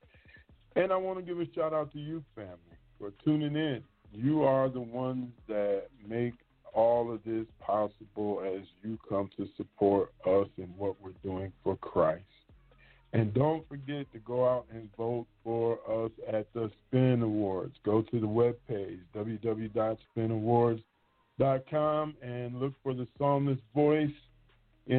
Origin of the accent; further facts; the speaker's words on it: Michigan, United States; I'm from Michigan